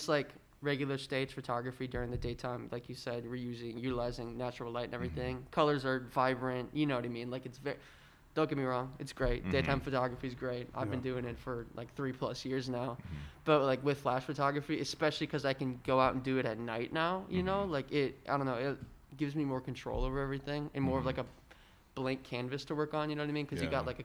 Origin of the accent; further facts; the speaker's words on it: Oshkosh, Wisconsin, United States; I'm from Oshkosh, and I was quarantined in Oshkosh for a long time